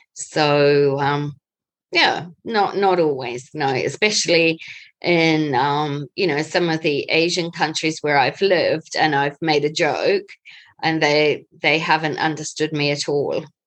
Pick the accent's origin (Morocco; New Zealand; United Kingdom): New Zealand; moved away as an adult; also born or lived in Asia; I'm a Kiwi